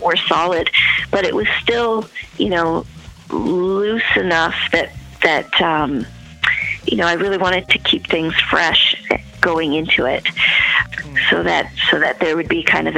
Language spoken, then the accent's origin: English; Toronto, Ontario, Canada; my hometown of Toronto, Canada